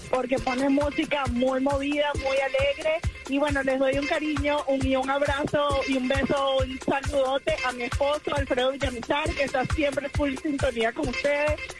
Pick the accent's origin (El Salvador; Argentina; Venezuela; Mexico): Venezuela; de Venezuela.